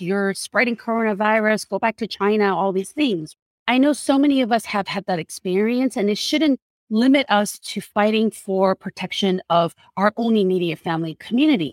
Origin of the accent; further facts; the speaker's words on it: South Korea; now in United States; When I first came to this country, I cannot count the number of times people have approached me because I was a Korean woman